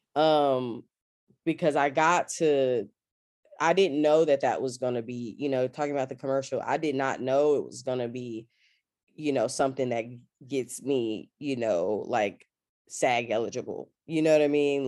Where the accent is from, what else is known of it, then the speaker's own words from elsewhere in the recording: Austin, Texas, United States; moved away as an adult; also born or lived in Washington, D.C. / Atlanta; I'm from Austin, Texas, born and raised.